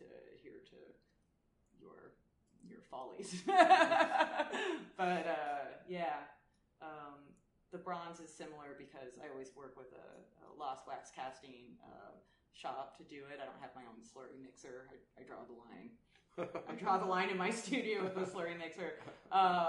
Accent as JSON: {"language": "English", "town": "Los Angeles", "region": "California", "country": "United States", "tie": "born or raised there", "also_born_or_lived": "Germany", "said": "being a California artist, I mean, I grew up there. I'm from Los Angeles."}